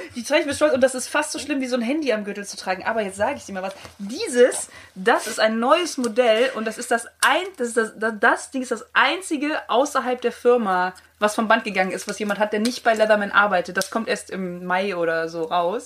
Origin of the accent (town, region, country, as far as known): countryside near Cologne, North Rhine-Westphalia, Germany